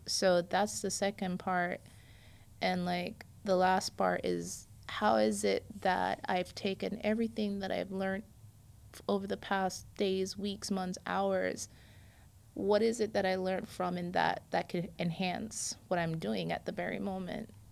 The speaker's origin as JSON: {"language": "English", "country": "Jamaica", "also_born_or_lived": "New York, United States", "moved": "yes", "lives_now": "Florida, United States", "said": "I'm Jamaican"}